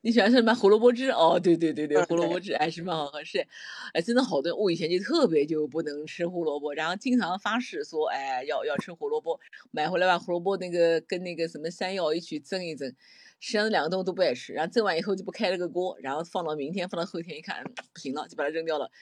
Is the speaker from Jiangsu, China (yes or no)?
yes; Nanjing, Jiangsu, China; 我们南京人经常把那个，那个胡，辣椒叫胡椒